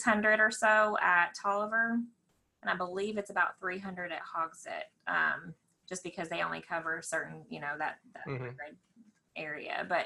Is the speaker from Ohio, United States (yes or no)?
no; Indiana, United States; also born or lived in Lexington; now in Danville, United States; I'm originally from Indiana.